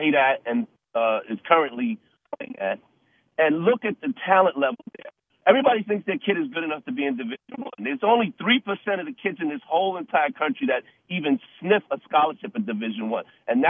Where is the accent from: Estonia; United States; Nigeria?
United States; Mount Vernon, New York; I'm from Mount Vernon, New York